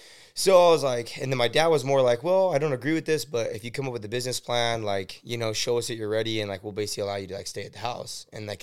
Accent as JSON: {"language": "English", "town": "Oxnard", "region": "California", "country": "United States", "tie": "born or raised there", "said": "So born and raised in Wyoming. Well, Oxnard, basically. We went to school in Oxnard. So, I grew up."}